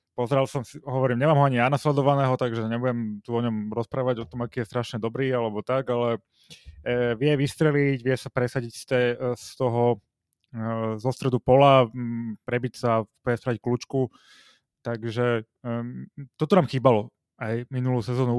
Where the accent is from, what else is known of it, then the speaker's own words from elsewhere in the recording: Slovakia; sme Slováci